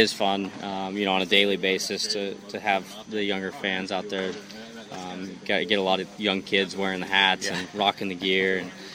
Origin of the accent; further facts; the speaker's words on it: Southern California, United States; now in Jupiter, United States; I'm from Southern California